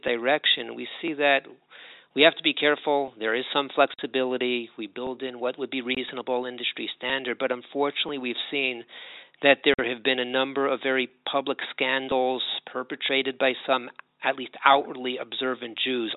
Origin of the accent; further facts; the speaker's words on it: Los Angeles, California, United States; now in Jerusalem, Israel; I'm originally from Los Angeles